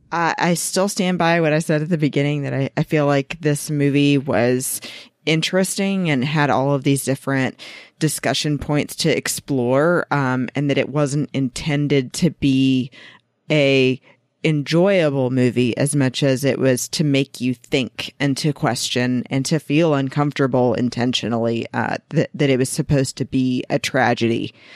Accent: Georgia, United States; my home state of Georgia

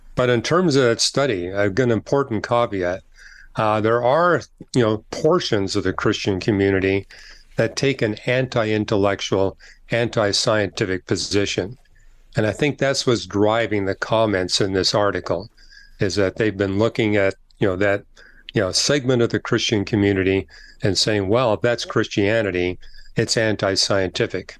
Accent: Canada; I'm from Canada

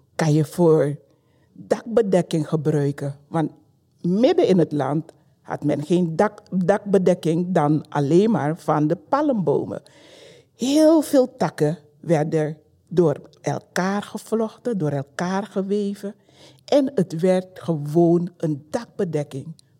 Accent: Paramaribo, Paramaribo District, Suriname; now in Belgium; geboren in Suriname, in de hoofdstad Paramaribo

